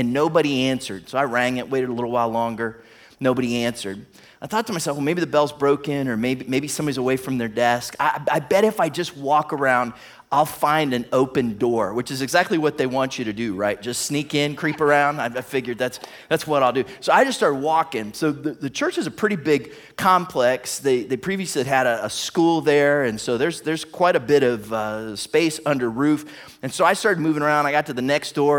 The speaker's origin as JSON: {"language": "English", "town": "Warren", "region": "Ohio", "country": "United States", "tie": "born or raised there", "moved": "yes", "lives_now": "Toledo, United States", "said": "my hometown, Warren, Ohio"}